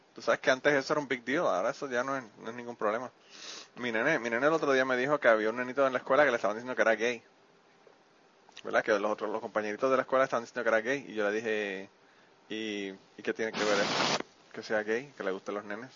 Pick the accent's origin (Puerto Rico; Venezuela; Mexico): Puerto Rico; now in United States; yo soy boricua